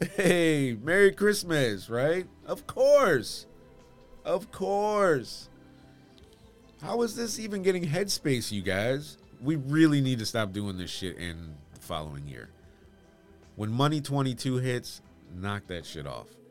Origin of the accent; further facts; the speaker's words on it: Bloomfield Hills, Michigan, United States; I grew up in Bloomfield Hills, Michigan